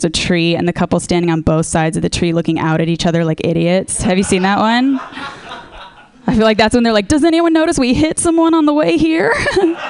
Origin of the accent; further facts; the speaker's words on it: Orange County, California, United States; I'm from Orange County